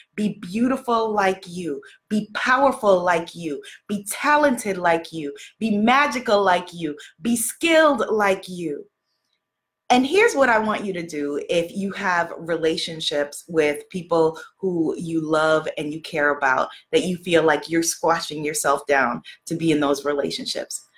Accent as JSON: {"language": "English", "town": "New York City", "region": "New York", "country": "United States", "said": "I'm from New York City"}